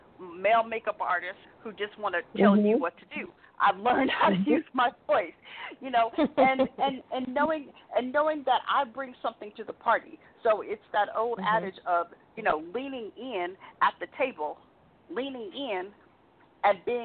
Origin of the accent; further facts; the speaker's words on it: Tempe, Arizona, United States; I grew up in Tempe, Arizona